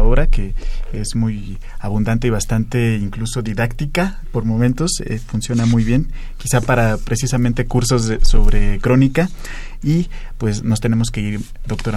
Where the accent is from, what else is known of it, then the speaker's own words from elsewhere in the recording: Mexico; qué somos y cómo somos los mexicanos